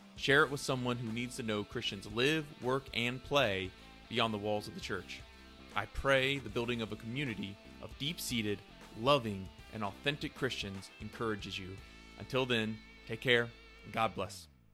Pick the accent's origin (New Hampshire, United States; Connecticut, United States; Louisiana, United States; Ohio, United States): Ohio, United States; now in Lexington, United States; I grew up in Ohio, but now live in Lexington, Kentucky